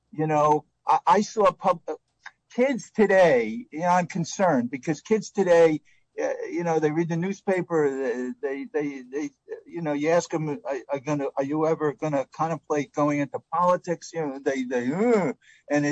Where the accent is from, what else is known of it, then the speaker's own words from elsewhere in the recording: New York City, New York, United States; I was a kid growing up in the Bronx